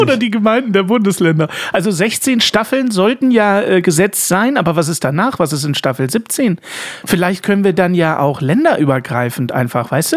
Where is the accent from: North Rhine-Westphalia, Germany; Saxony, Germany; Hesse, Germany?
Saxony, Germany; Dresden; als in Dresden geborener und die gesamte Verwandtschaft im Osten